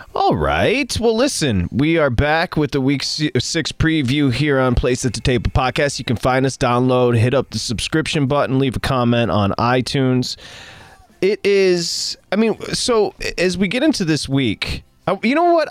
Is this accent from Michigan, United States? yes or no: yes; Michigan, United States; growing up in Michigan